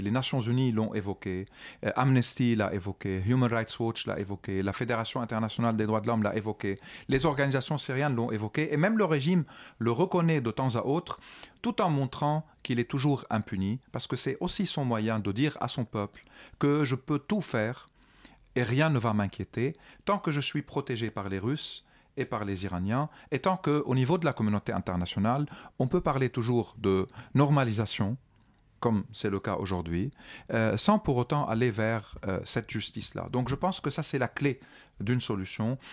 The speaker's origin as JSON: {"language": "French", "country": "Lebanon", "tie": "born or raised there", "also_born_or_lived": "France", "moved": "as an adult", "said": "en tant que Libanais, moi j'ai vécu 29 ans au Liban sous l'occupation du régime syrien"}